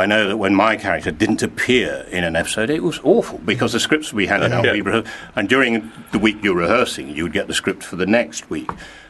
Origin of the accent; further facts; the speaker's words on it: Glasgow, Scotland, United Kingdom; I was born in Glasgow, yes. Oh, and okay, so we left there when I was a kid, went back.